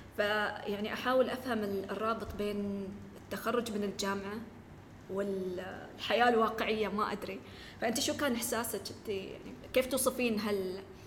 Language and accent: Arabic; United Arab Emirates; احنا عندنا في الإمارات